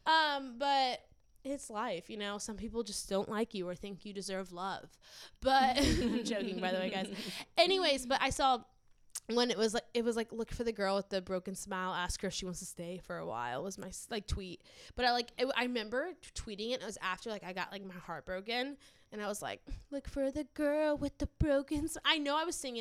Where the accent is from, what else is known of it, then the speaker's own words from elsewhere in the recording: New Orleans, Louisiana, United States; growing up in New Orleans